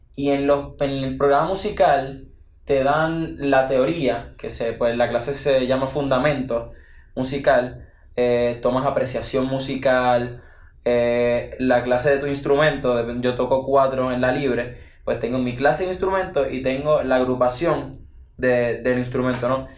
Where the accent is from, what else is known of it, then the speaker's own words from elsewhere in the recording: Ciales, Puerto Rico; vengo del pueblo de Ciales y pues tengo 16 años